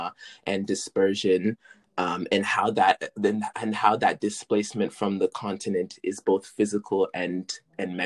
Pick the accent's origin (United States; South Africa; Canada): Canada; British Columbia; also born or lived in Senegal; I originated from Senegal, but we immigrated. That's what I wanted to say. I said me and my family, we immigrated to Canada when I was 3 years old. And so I've been living in British Columbia